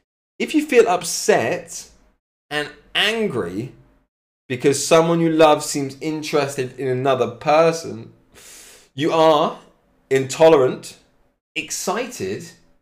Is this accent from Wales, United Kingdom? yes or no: no; Cambridge, East of England, United Kingdom; I'm from Cambridge, Mickey, from Cambridge in England.